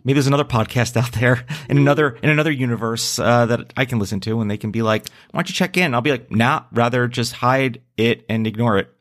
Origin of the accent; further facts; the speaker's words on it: New Jersey, United States; my home state of New Jersey